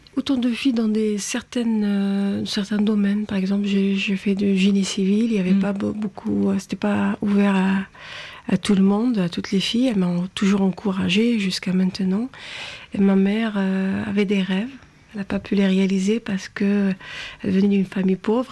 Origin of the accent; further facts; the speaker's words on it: Algeria; moved away; j'ai grandi en Algérie